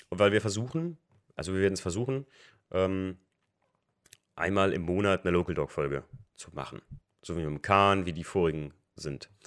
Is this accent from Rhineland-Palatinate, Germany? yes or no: yes; Rhineland-Palatinate, Germany; Also ich bin aus dem Raum, Raum Main, Koblenz, Westerwald, Eifel